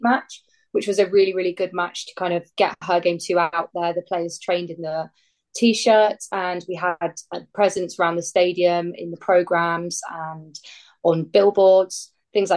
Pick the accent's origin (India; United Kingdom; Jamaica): United Kingdom; Brighton, South East England; I grew up in Brighton, but Fulham's been in my family